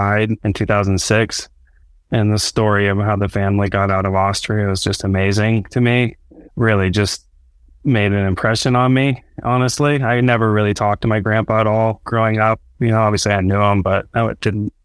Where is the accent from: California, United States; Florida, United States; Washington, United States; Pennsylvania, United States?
California, United States; just north of San Francisco; I'm from California, just north of San Francisco